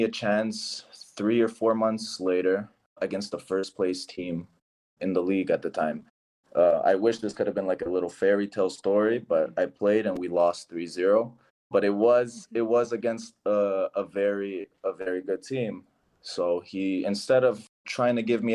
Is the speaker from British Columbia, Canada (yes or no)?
no; Toronto, Ontario, Canada; now in Portugal; I'm from Toronto, I'm from the city